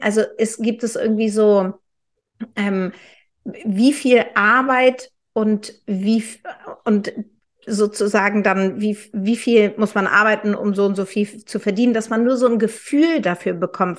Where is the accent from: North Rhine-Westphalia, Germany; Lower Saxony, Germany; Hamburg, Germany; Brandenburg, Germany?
Hamburg, Germany; Ich bin ja Hamburgerin